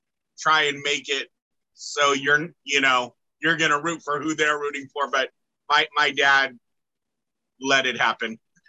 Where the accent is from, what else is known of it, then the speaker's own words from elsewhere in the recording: Northern California, United States; I'm from Northern California, born and raised